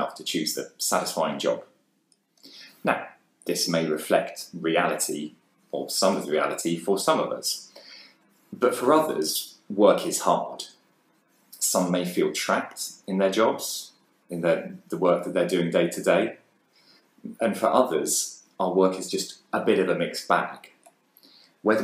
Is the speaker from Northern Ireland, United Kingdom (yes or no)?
no; Bishop's Stortford, East of England, United Kingdom; also born or lived in London; I grew up here in Bishops Stortford